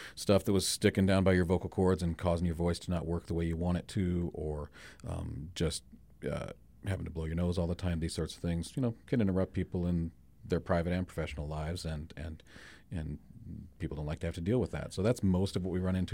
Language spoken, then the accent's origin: English; Spearfish, South Dakota, United States; born and raised in Spearfish